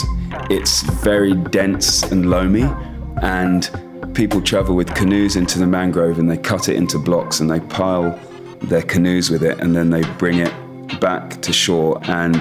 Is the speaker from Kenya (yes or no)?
no; Nigeria; I grew up in Nigeria